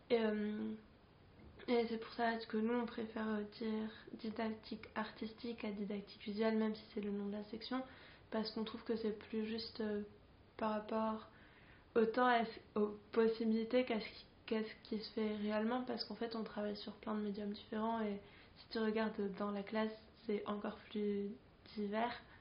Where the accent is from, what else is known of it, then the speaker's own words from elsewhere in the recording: Santiago, Santiago Metropolitan Region, Chile; moved away as an adult; now in France; moi j'ai grandi à Santiago au Chili. Je suis née, j'ai grandi là-bas. Euh, je suis arrivée en France en, bah, pour mes études en fait à 18 ans